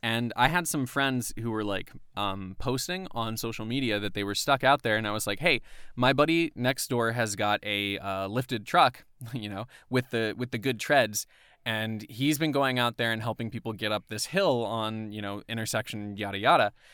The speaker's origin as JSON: {"language": "English", "town": "Atlanta", "region": "Georgia", "country": "United States", "said": "where I'm from is from the Atlanta area."}